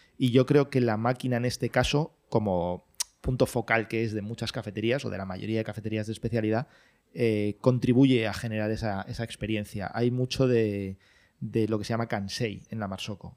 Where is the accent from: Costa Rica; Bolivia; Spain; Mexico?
Spain; Valencia, Valencian Community; moved away as an adult; now in Madrid, Spain; yo soy de Valencia, mm, no vivía aquí en Madrid, y me vine a vivir aquí a Madrid por amor